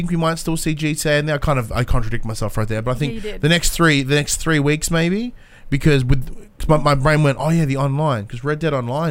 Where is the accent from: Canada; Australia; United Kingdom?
Australia; Like, we're Australian.